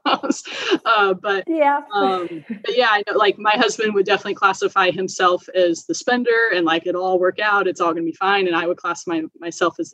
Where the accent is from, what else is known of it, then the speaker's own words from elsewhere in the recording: Oregon, United States; I'm from Oregon.